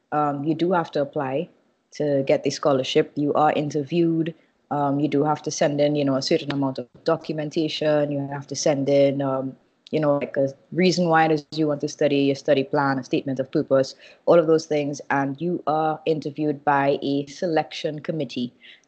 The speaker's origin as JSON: {"language": "English", "country": "Trinidad & Tobago", "moved": "as an adult", "lives_now": "Brooklyn, United States", "said": "So I am now relocated from Trinidad to Brooklyn, mostly because I am here to do my master's at NYU."}